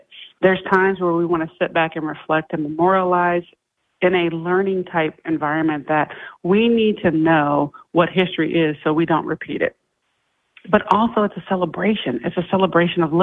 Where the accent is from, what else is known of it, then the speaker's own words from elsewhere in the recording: Iowa, United States; moved away; I come from Iowa